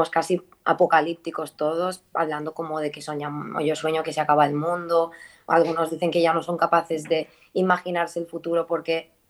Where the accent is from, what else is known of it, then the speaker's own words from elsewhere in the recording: Mallorca, Balearic Islands, Spain; moved away; Ahora justo he llegado a Mallorca, ¿Vale? porque yo soy de Mallorca y estoy en casa de mis abuelos.